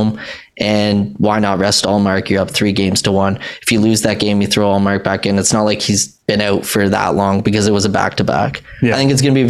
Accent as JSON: {"language": "English", "country": "Canada", "said": "As a Canadian"}